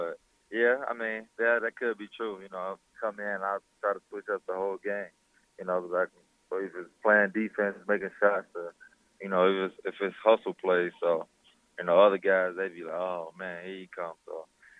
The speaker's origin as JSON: {"language": "English", "town": "East Chicago", "region": "Indiana", "country": "United States", "said": "I come from East Chicago, which is, you know, tough city, tough town."}